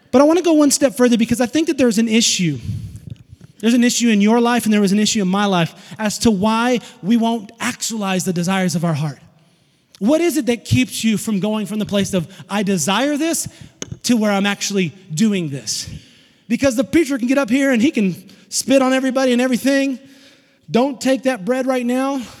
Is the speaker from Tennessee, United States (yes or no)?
yes; Tennessee, United States; I'm from Tennessee. We don't have a lot of those. We're in the hills. We have hillbillies.